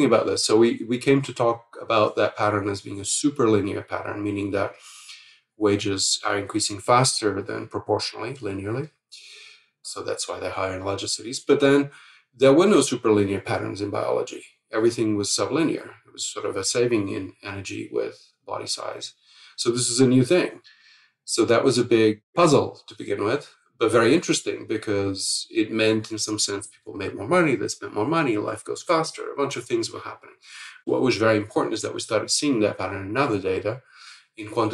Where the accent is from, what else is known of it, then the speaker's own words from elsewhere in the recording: Lisbon, Portugal; moved away; I grew up in Lisbon in Portugal at a time where the whole society was turning over